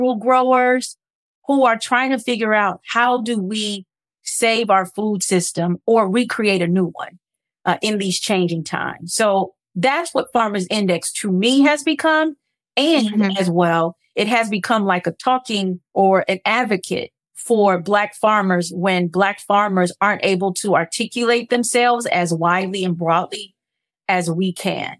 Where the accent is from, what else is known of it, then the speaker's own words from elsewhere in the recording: Los Angeles, California, United States; moved away; I grew up in South Central Los Angeles